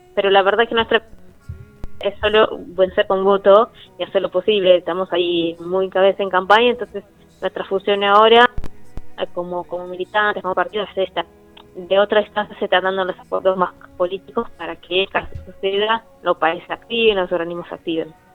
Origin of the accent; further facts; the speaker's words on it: Brazil; moved away; la comunidad argentina siempre nos acompañó a la comunidad brasilera